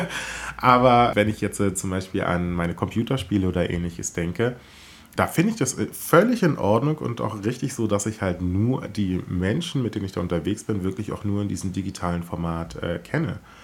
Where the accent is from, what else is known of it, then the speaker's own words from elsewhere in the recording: Southern Brandenburg, Germany; als äh, Teenager bin ich ja in Südbrandenburg groß geworden